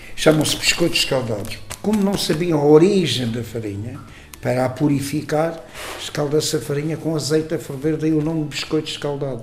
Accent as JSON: {"language": "Portuguese", "town": "Castelo de Vide", "region": "Alentejo", "country": "Portugal", "tie": "born or raised there", "said": "Quando eu era criança em Castelo Vivo"}